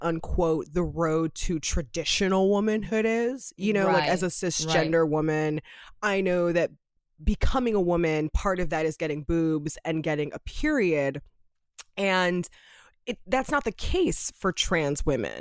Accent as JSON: {"language": "English", "town": "Los Angeles", "region": "California", "country": "United States", "tie": "born or raised there", "said": "living and growing up in Los Angeles, California"}